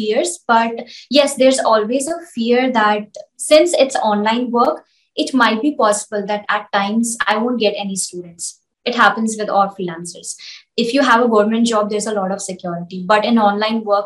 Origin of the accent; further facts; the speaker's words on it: India; as an Indian, I can teach very easily in Hindi